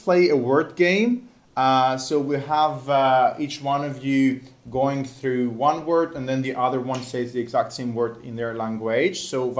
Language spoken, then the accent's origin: English; Cyprus; accent: Cypriot